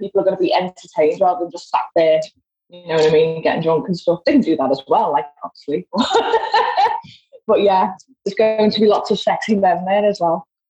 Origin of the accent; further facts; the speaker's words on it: Liverpool, North West England, United Kingdom; accent: Scouse; I'm from Liverpool.